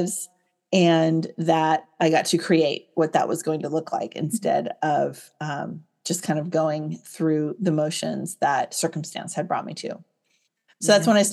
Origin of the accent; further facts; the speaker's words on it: Silicon Valley, California, United States; I grew up here in Silicon Valley, California.